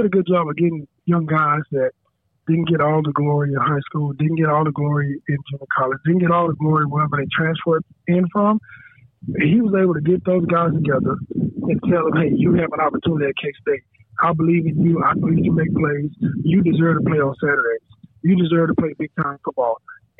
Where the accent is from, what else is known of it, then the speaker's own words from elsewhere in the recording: Texas, United States; moved away as an adult; I'm from Texas.